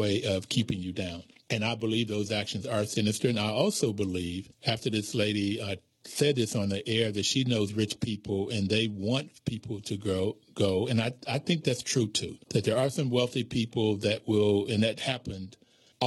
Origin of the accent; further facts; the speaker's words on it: the South, United States; growing up in the South during the 60s